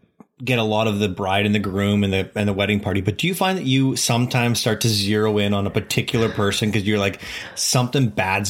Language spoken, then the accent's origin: English; Canada; I'm from Canada